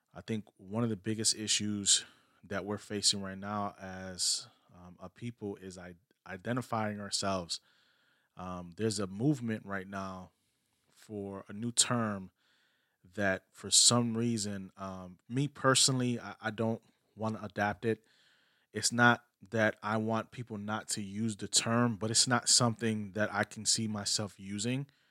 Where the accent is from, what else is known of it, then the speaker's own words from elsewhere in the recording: New York City, New York, United States; I'm a Puerto Rican, but I was born in New York City